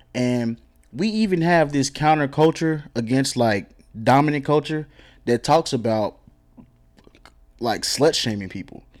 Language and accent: English; DeSoto, Texas, United States; I'm from DeSoto